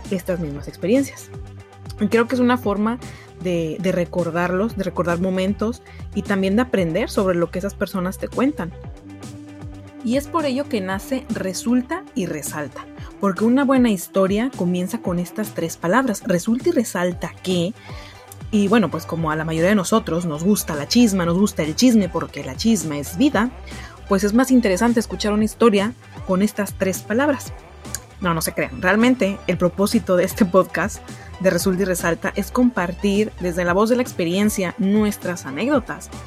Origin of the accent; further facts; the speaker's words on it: Monterrey, Nuevo León, Mexico; Soy originaria de Monterrey, Nuevo León